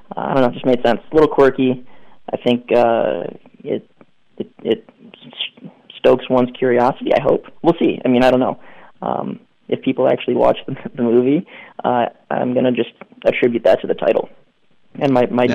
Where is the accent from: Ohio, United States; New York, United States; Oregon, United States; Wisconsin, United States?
Ohio, United States; Cleveland; I'm from Cleveland